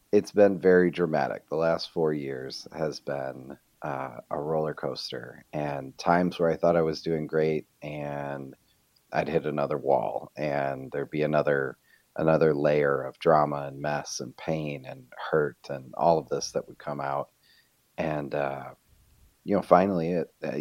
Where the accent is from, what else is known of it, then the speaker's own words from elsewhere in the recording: Rochester, New York, United States; moved away as an adult; also born or lived in Fort Mill, South Carolina; we're both originally from Rochester, New York